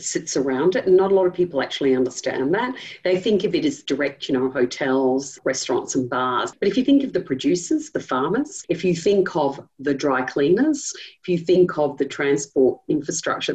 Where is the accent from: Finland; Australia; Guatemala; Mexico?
Australia; Sydney, New South Wales; moved away as an adult; now in Melbourne, Australia; I'm not from Melbourne originally, and I'm from the city up the north, and sold that city for many years